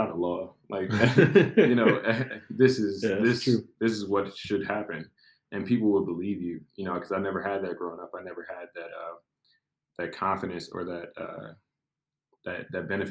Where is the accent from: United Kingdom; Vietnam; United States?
United States; Milwaukee, Wisconsin; moved away as an adult; now in Chicago, United States; I grew up on the north side, basically the hood of Milwaukee